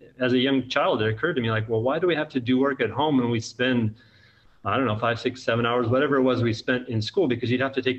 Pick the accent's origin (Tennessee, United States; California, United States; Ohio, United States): California, United States; Central Valley; also born or lived in Alabama; now in Mobile, United States; I grew up in California, but it's cold in the Central Valley